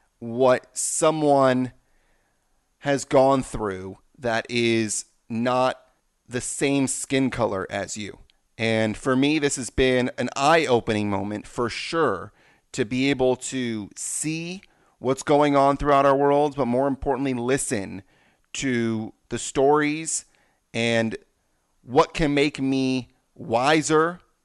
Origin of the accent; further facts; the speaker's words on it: Los Angeles, California, United States; I am somebody that is a white male, born and raised in Los Angeles